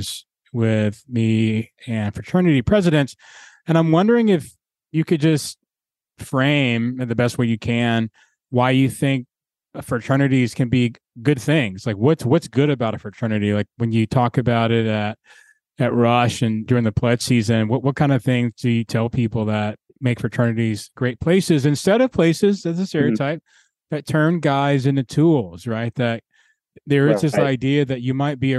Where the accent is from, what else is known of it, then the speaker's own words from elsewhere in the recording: Atlanta, Georgia, United States; I grew up in Atlanta